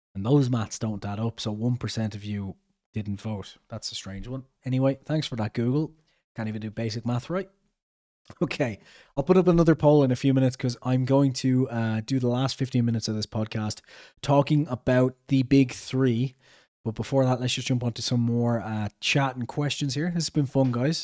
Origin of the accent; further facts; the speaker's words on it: Ireland; I'm Irish